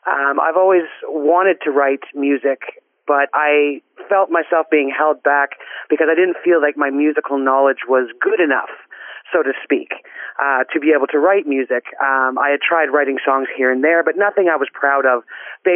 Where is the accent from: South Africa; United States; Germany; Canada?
Canada; Guelph, Ontario; now in Orton, Canada; I currently reside in Orton, Ontario, but I was born and raised in Guelph, Ontario.